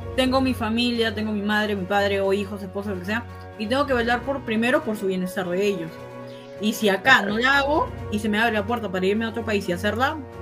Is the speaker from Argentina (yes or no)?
no; Peru; Yo quiero mi Perú, quiero mi país